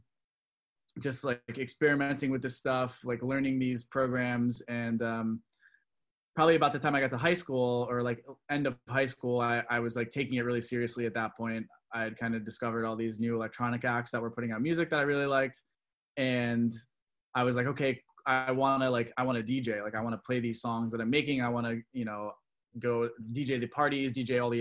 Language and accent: English; Orlando, Florida, United States; also born or lived in Michigan; I was born in Michigan, and my family moved to Florida about the time that I was 4 or 5. So a little background on this whole thing is Orlando, Florida, where we moved